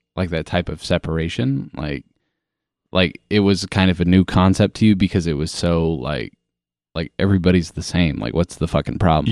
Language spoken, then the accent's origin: English; Kansas, United States; growing up in a small town in fucking Midwest, Kansas.